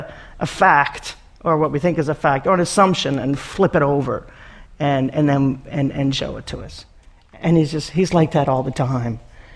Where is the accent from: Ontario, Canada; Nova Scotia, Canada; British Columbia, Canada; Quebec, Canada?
Nova Scotia, Canada; Antigonish; I grew up in Antigonish